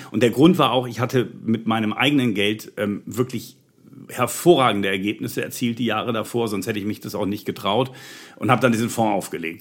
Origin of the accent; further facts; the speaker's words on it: Bremen, Germany; Ich bin Bremer gebürtiger